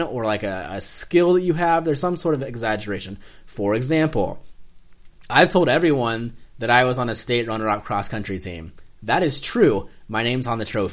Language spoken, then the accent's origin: English; Greenfield, Iowa, United States; also born or lived in Chillicothe; my hometown's logo. Greenfield, Iowa